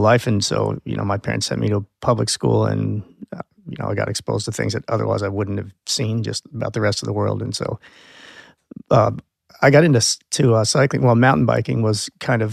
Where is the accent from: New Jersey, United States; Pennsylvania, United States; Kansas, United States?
Pennsylvania, United States; Lancaster; I grew up in Lancaster, Pennsylvania, as a Mennonite, fairly conservative family